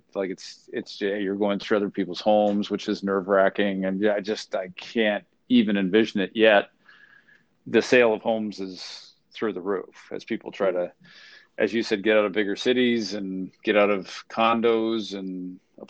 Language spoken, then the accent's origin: English; Canada; now in United States; I'm Canadian originally